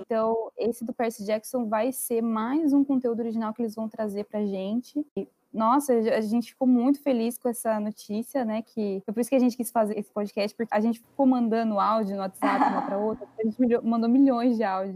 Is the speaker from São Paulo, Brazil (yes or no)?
yes; Itapetininga, São Paulo, Brazil; a gente é da mesma cidade, nós somos do interior, do interior de São Paulo, uma cidade chamada Itapetininga